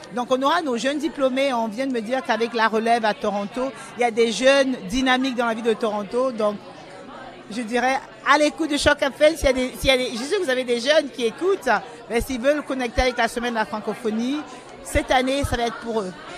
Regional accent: Cameroon; now in Canada; je suis originaire du Cameroun, mais ça fait 30 ans que je suis au Canada

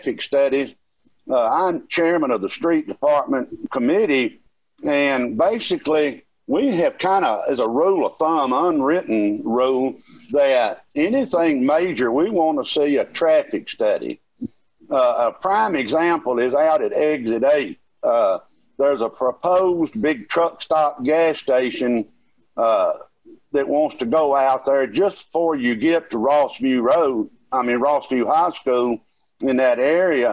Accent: New Providence, United States; I grew up in New Providence

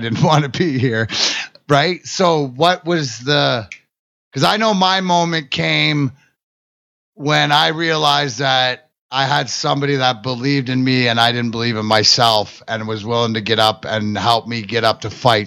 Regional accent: Canada; I'm Canadian.

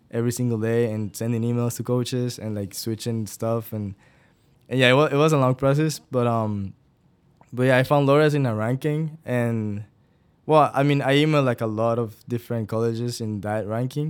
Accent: Guatemala; moved away as an adult; now in Iowa, United States; I'm originally from Guatemala

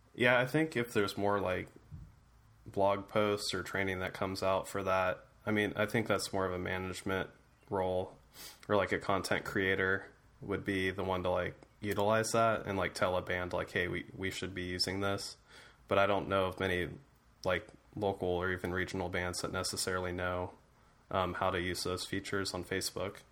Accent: Ohio, United States; being from Ohio

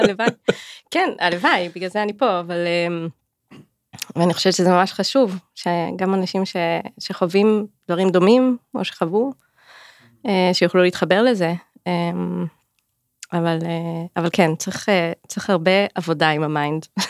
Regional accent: Clil, Northern District, Israel; also born or lived in Jerusalem / London; גדלתי בכליל

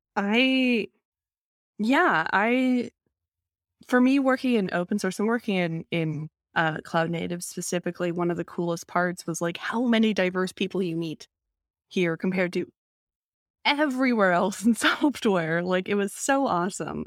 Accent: Vancouver, British Columbia, Canada; Vancouver is a city that is, I would say is honestly 50%, if not more, um, people of East Asian descent

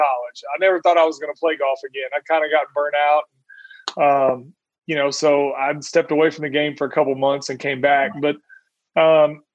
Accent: Indiana, United States; moved away; also born or lived in Oklahoma; I grew up in a little town in Indiana

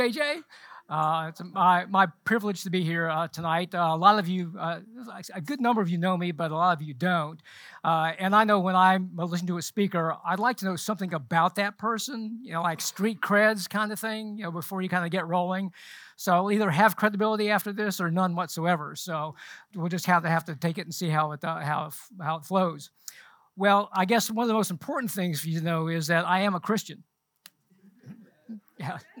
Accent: Charlotte, North Carolina, United States; also born or lived in London, England / Butner, North Carolina / San Antonio, Texas; we moved to Charlotte when I was nine, so I basically grew up here in Charlotte

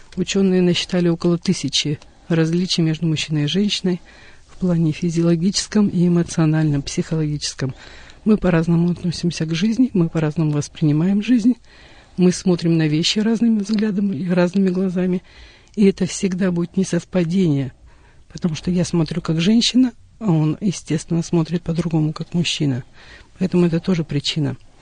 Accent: southern Kazakhstan, Kazakhstan; moved away as an adult; also born or lived in Russian Far East; now in Russia; Я родилась э, в Южной Республике Казахстан, выросла на юге. А, в возрасте 18 лет уехала на Дальний Восток

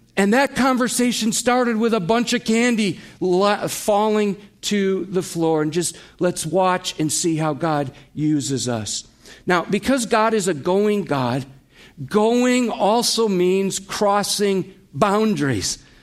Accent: United States; we as American Christians

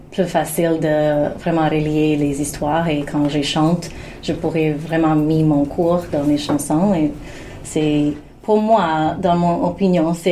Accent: Canada; mais c'est pas que je suis une Canadienne aussi, mais euh

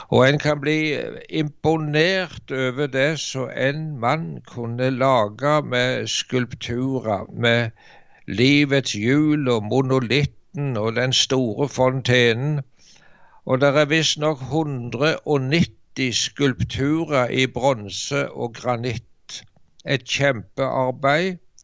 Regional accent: Varhaug, Rogaland, Norway; så gikk det en stor vekkelse over heimbygda mi på Varhaug på Jæren

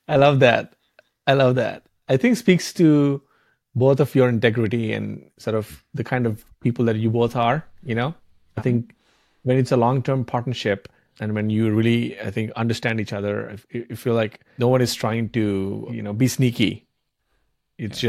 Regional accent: India; I grew up in India

